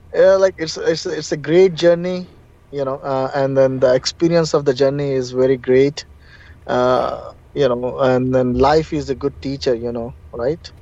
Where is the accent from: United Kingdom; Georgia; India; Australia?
India; Hyderabad, Telangana; moved away; also born or lived in Russia; I'm from basically from India, Hyderabad